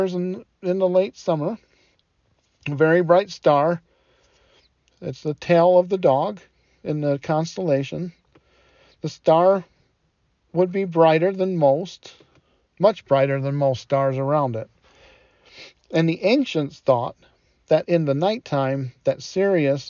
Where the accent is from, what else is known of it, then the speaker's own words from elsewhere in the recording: Detroit, Michigan, United States; I didn't have air conditioning when I was growing up in Detroit